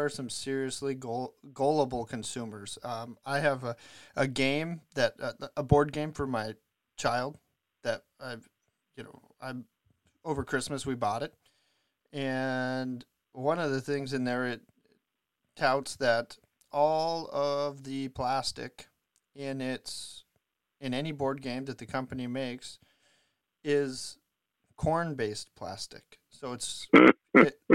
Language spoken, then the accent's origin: English; Western South Dakota, United States; moved away as an adult; now in Minnesota, United States; Where I grew up in Western South Dakota, as I told you before, been up here since I was 22